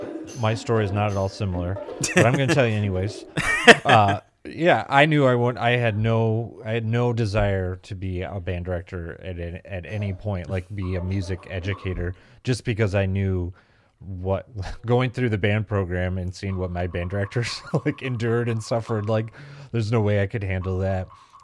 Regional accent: Grand Rapids, Michigan, United States; and I'm kind of from the Grand Rapids, Michigan area, so we're just across the lake sort of from where I think where you grew up.

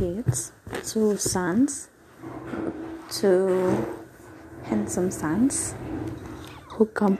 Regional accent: Blitar, East Java, Indonesia; English is a second language; moved away as an adult; now in Surabaya, Indonesia; I'm decided to go to my hometown in Blitar

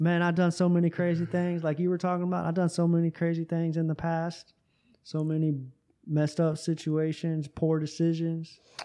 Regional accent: Tampa, Florida, United States; moved away; Tampa, my hometown

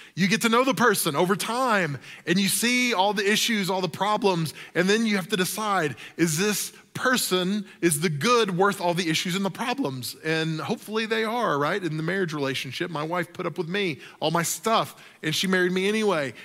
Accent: the South, United States; I grew up in the South

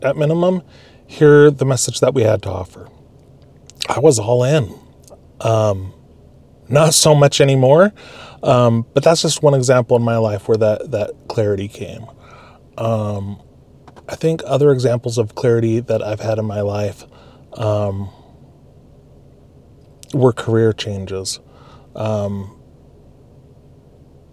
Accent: Alaska, United States; moved away; also born or lived in California / Utah; I grew up in Alaska, spent a little bit of time in California, finished a college degree in Utah

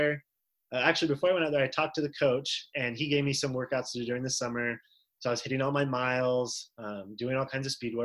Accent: Florida, United States; I'm from Florida. I wear flip-flops year round

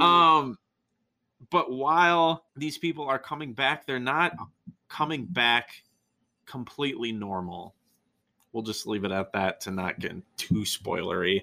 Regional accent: near Wausau, Wisconsin, United States; a town that is almost my hometown. Wausau, Wisconsin.

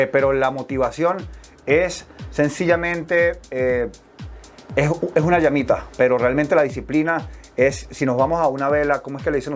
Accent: Venezuela; moved away as an adult; pero pues yo salí de Venezuela a los 18 años, tengo 34.

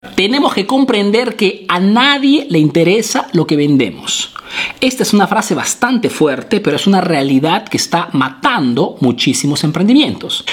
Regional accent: Peru; now in Italy

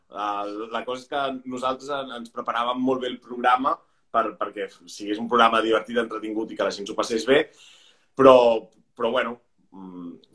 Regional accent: Pineda de Mar, Catalonia, Spain; moved away as an adult; now in Barcelona, Spain; jo soc de, de Pineda de Mar

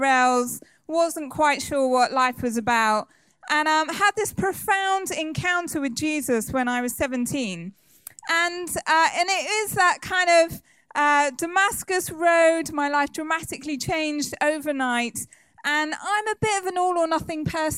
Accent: Somerset, South West England, United Kingdom; I grew up in Somerset and I just was quite sheltered.

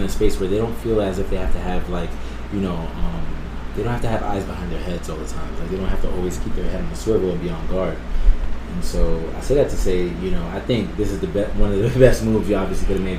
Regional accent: New York City, New York, United States; moved away; also born or lived in Brooklyn; I was born in Brooklyn, but I was raised in Queens

